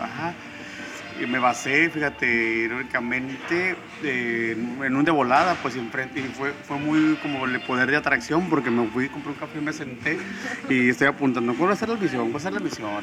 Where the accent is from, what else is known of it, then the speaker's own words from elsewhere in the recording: Tijuana, Baja California, Mexico; nací en Tijuana, Baja California, el 10 de noviembre de 1981